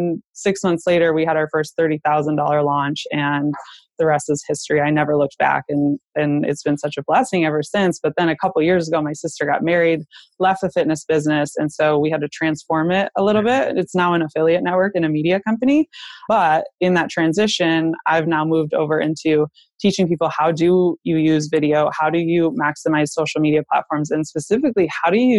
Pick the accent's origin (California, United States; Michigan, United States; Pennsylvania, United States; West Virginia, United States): Michigan, United States; I was born and raised in Michigan